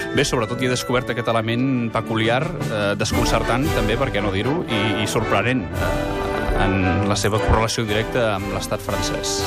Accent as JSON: {"language": "Catalan", "region": "Catalonia", "country": "Spain", "said": "com a català absolutament declarat com a patriota"}